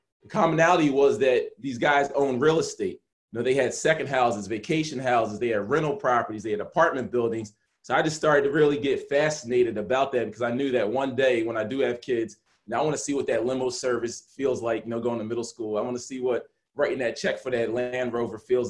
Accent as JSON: {"language": "English", "town": "Blue Bell", "region": "Pennsylvania", "country": "United States", "tie": "born or raised there", "also_born_or_lived": "Camden, New Jersey / Somerdale, New Jersey", "said": "we moved to a place in Montgomery County right outside of Philadelphia called Bluebell"}